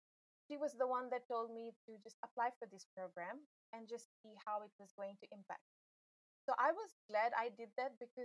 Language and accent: English; Fiji; I'm from Fiji. I live in the capital city, Suva. I am of Indian descent